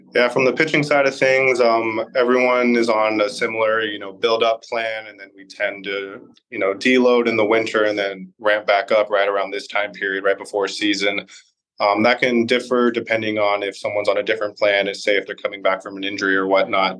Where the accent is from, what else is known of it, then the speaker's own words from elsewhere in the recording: Orange County, California, United States; I grew up in Orange County.